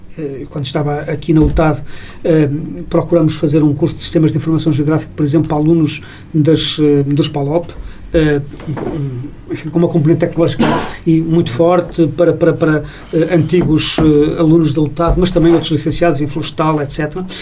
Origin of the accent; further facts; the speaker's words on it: Portugal; como português